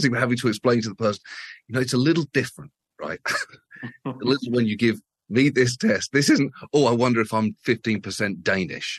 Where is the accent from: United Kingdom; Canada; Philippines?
United Kingdom; as a British person